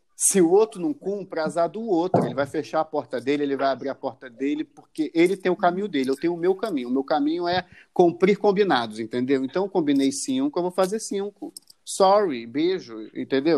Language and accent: Portuguese; Rio de Janeiro, Brazil; nós que somos os cariocas